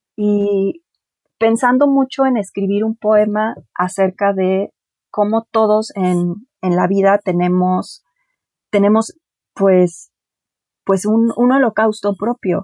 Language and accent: Spanish; Mexico City, Mexico; Mi familia originalmente somos de Mazatlán. Yo soy la primera persona que nació aquí en la Ciudad de México.